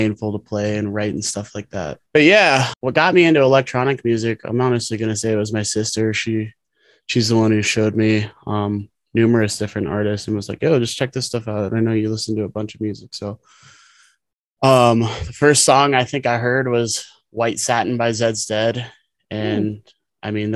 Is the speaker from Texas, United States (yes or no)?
no; Omaha, Nebraska, United States; moved away as an adult; now in Colorado, United States; I'm actually originally from Omaha, Nebraska. I moved to Colorado in 2017 to pursue a career in music.